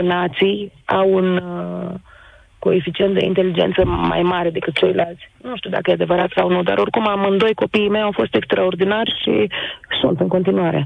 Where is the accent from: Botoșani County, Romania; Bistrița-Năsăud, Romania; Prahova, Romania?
Botoșani County, Romania; Botoșani; accent: Moldavian; first language Romanian; moved away as an adult; now in Greece; Eu sunt din Botoșani. Noi avem uh, limba Moldovei foarte bine imprimată